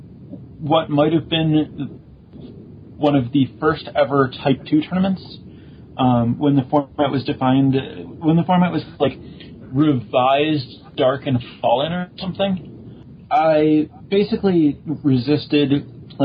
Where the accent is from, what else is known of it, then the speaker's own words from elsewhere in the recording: Chicago, Illinois, United States; I grew up in the Chicago area.